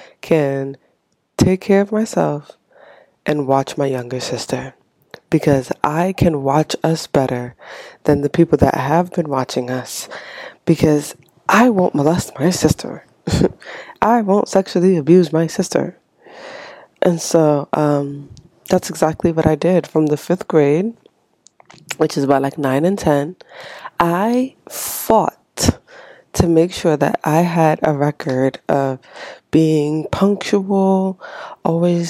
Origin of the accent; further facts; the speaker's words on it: Haiti; moved away; I was born and raised in Haiti, so I came here with my mom